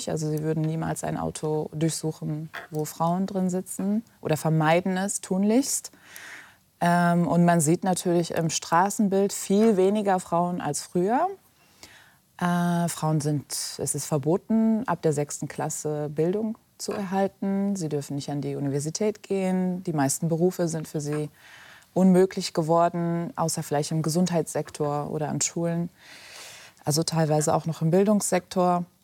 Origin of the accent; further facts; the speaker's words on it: Germany; wobei ich natürlich zwei Heimaten habe, Deutschland, wo ich aufgewachsen bin, und Afghanistan, meine kulturelle Heimat.